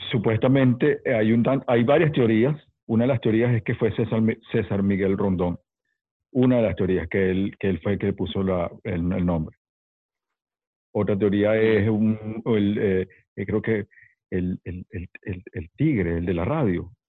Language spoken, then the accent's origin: Spanish; Caracas, Capital District, Venezuela; also born or lived in New York; Soy neoyorquino caraqueño, sí, porque crecí en Caracas.